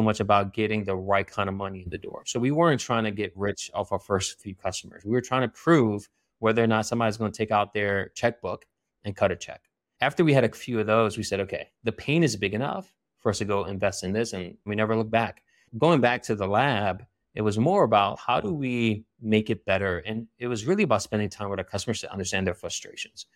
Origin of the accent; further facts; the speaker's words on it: Philadelphia, Pennsylvania, United States; I was born and raised in Philly